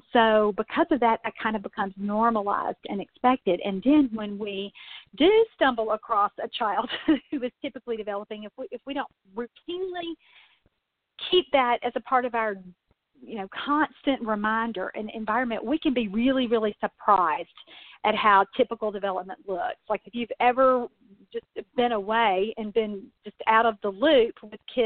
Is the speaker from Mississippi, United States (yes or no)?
yes; Mississippi, United States; also born or lived in Louisville, Kentucky; now in Kentucky, United States; the town I grew up in Mississippi when I was a little girl